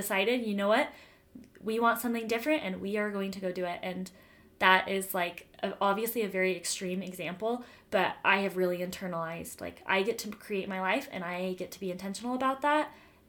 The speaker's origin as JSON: {"language": "English", "town": "Denver", "region": "Colorado", "country": "United States", "moved": "as an adult", "lives_now": "Utah, United States", "said": "I'm from Denver, as I've said before, and my family lived in Denver until a couple of years ago."}